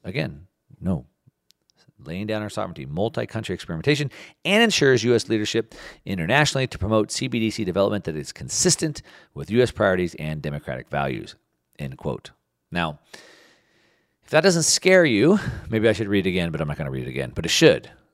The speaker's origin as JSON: {"language": "English", "country": "United States", "said": "As an American patriot"}